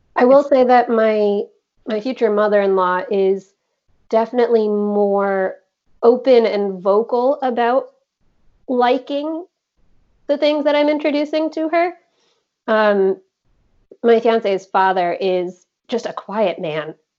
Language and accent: English; United States; I was born in the States